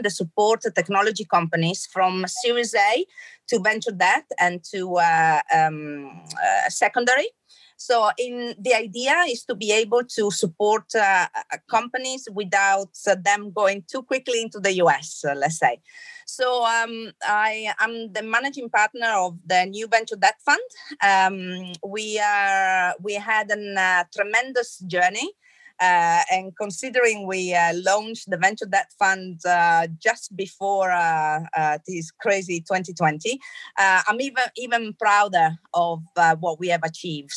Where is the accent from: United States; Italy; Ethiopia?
Italy; Trieste, Friuli-Venezia Giulia; now in London, United Kingdom; I'm pretty much Italian. So I was born in Trieste and grew up there. But I'm also a Londoner by heart. I've been living in London for a long time